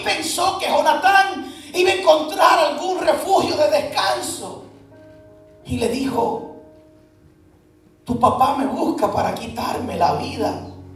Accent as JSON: {"language": "Spanish", "country": "Puerto Rico", "moved": "yes", "said": "yo soy puertorriqueño"}